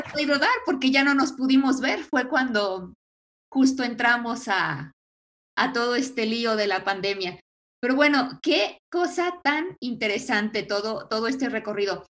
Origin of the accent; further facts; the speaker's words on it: Mexico; also born or lived in Aguascalientes; nosotros pues casi todos somos eh, mexicanos